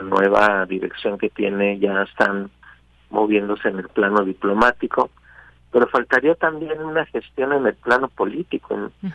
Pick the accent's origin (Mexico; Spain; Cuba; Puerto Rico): Mexico; somos nosotros los mexicanos